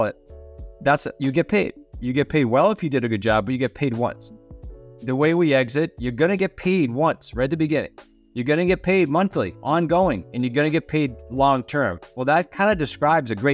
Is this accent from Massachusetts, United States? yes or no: yes; Massachusetts, United States; moved away as an adult; now in Rhode Island, United States; I'm in Rhode Island, but I grew up in Massachusetts